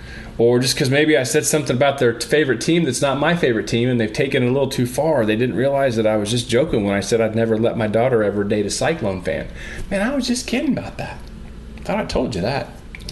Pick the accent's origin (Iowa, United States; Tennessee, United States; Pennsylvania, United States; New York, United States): Iowa, United States; I grew up in the Goldilocks zone of Iowa football and basketball.